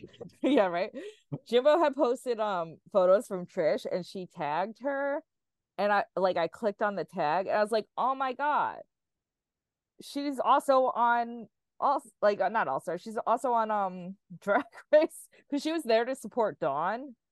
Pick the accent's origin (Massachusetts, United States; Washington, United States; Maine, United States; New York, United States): New York, United States; New York City; there's very very few drag queens from Staten Island. That is my hometown.